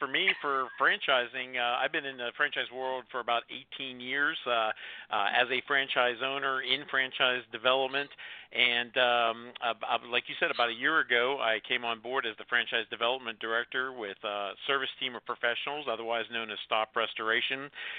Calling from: Greenville, South Carolina, United States; Well, I'm calling in from Greenville, South Carolina

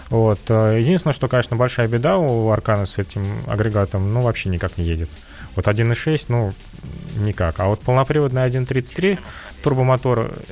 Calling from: Kazan, Tatarstan, Russia; Здравствуйте, добрейшего вам утра. Я из Казани.

